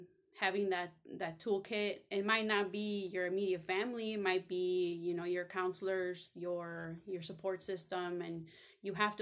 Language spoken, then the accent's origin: English; Cicero, Illinois, United States; I grew up in Cicero, Illinois